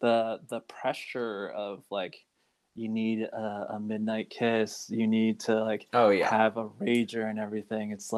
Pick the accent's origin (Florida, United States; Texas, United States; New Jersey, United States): New Jersey, United States; I'm from New Jersey